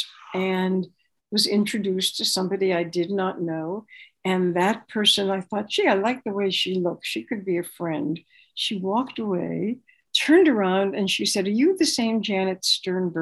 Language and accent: English; Boston, Massachusetts, United States; also born or lived in New York City, United States / Mexico; now in Los Angeles, United States; I was born in Boston